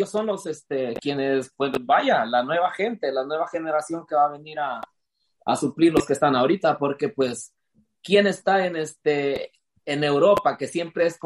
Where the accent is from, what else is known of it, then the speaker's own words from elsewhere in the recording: Mexico; Así, somos los mexicanos.